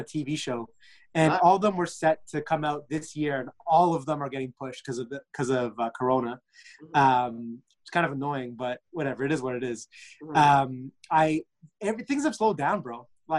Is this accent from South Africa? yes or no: no; Egypt; I'm Egyptian.